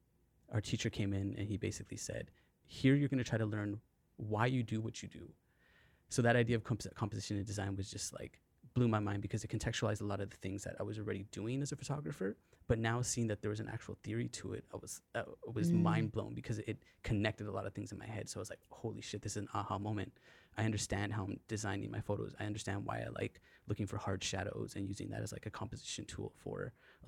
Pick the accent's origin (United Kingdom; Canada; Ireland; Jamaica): Canada; British Columbia; So being a Canadian kid, kind of growing up, you know, sometimes there was a little bit of a lack of identity in terms of things that we were looking at around us that inspired us.